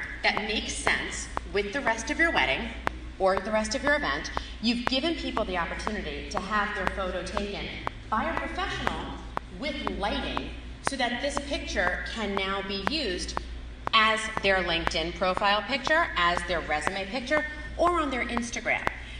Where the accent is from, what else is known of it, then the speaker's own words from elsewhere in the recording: Long Island, New York, United States; I'm from New York originally. You probably couldn't tell because most people hear me talk and they're like, oh, it's not. I'm actually from Long Island. But I wasn't raised in that environment.